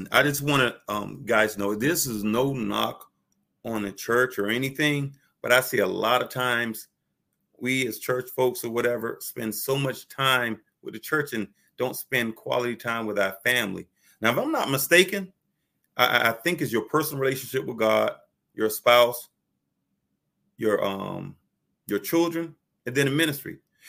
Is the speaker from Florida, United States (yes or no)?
yes; Miami, Florida, United States; now in Indianapolis, United States; I'm from Miami, Florida